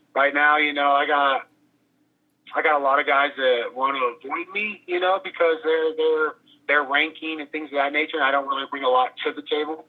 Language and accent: English; Oklahoma, United States; now in Albuquerque, United States; I was born in Oklahoma